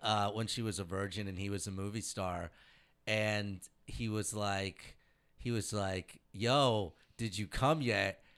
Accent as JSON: {"language": "English", "region": "Indiana", "country": "United States", "said": "I'm from Indiana"}